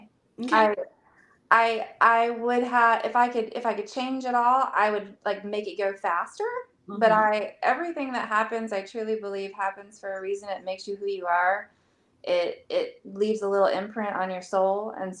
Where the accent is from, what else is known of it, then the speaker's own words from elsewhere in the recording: Illinois, United States; Well, I'm not technically from South Carolina. I'm from Illinois.